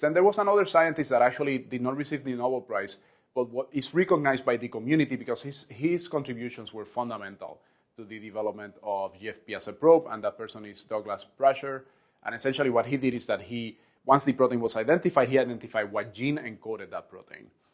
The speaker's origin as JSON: {"language": "English", "country": "Puerto Rico", "tie": "born or raised there", "said": "where I was born and raised in Puerto Rico"}